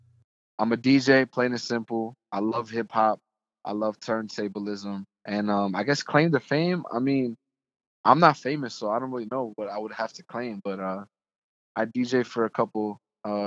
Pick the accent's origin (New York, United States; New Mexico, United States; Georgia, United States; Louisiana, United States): New York, United States; New York City; now in Atlanta, United States; I was born and raised in Brooklyn, New York